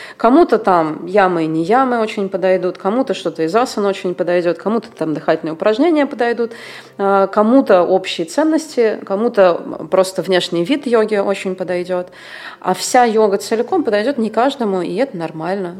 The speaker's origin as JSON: {"language": "Russian", "region": "Moscow", "country": "Russia", "also_born_or_lived": "India / Thailand", "moved": "as an adult", "lives_now": "Bulgaria", "said": "я в 19 лет уехала из Москвы"}